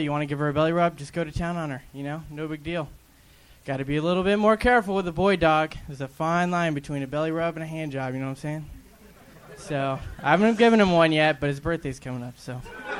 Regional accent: Phoenix, Arizona, United States; Phoenix, Arizona.

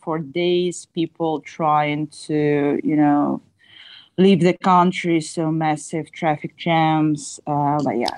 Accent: Odesa, Odesa Oblast, Ukraine; moved away as an adult; now in Istanbul, Turkey; I'm from Odessa, so the nearest border is the border with Moldova

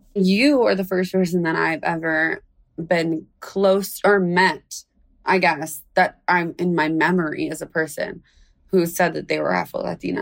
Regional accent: United States; I'm born in America

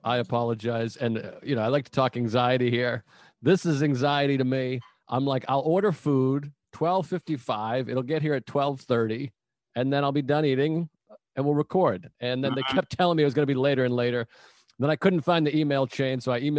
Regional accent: Massachusetts, United States; He's from Long Island. I'm from Massachusetts, of course.

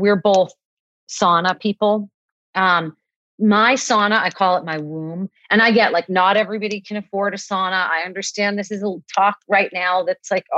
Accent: Boston, Massachusetts, United States; also born or lived in Hawaii; I grew up in Boston where I live now, but I lived for 10 years in Hawaii

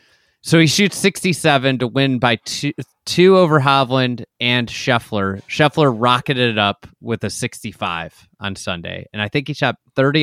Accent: St. Louis, Missouri, United States; also born or lived in Iowa; I grew up in St. Louis. I grew up in Iowa, kind of a combination. Midwest roots.

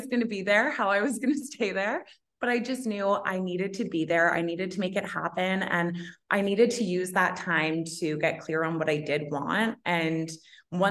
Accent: Toronto, Ontario, Canada; moved away as an adult; now in Australia; I was living in Toronto. So I'm from Toronto originally.

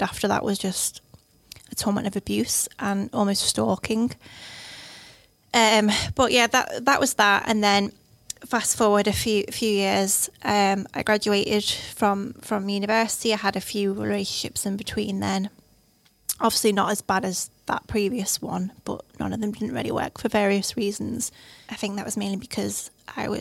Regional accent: the Wirral, North West England, United Kingdom; moved away as an adult; also born or lived in Lancaster; I'm from the Wirral

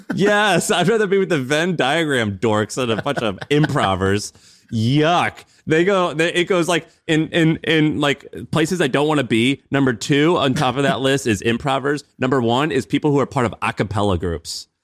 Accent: Missouri, United States; moved away; When I grew up in Missouri

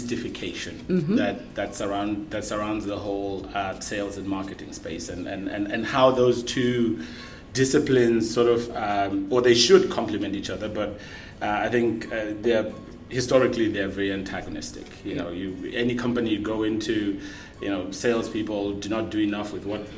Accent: Zimbabwe; moved away as an adult; now in Ireland; I'm originally from Zimbabwe, born and bred.

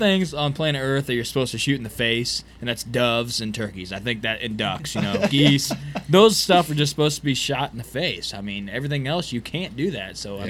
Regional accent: Missouri, United States; I'm from Missouri.

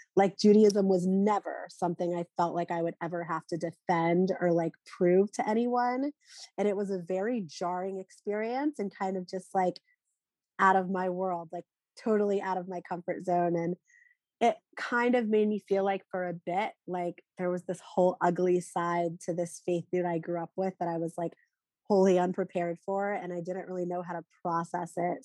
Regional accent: North Carolina, United States; now in Philadelphia, United States; I grew up in North Carolina, I'm now living in Philadelphia

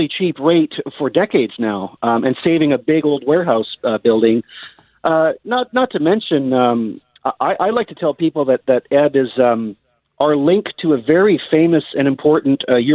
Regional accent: Canada; us being Canadian

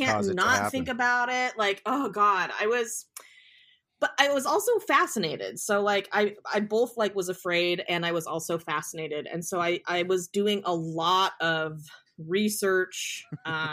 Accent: Willamette Valley, Oregon, United States; I grew up in the Willamette Valley

